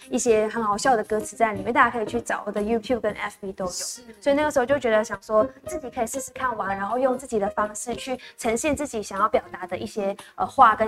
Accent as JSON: {"language": "Chinese", "country": "Malaysia", "moved": "yes", "lives_now": "Taiwan", "said": "然后我来自马来西亚，然后是 Sophia 的乡这样子。"}